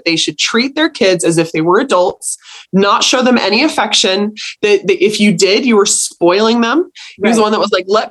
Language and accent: English; United States; I feel embarrassed as an American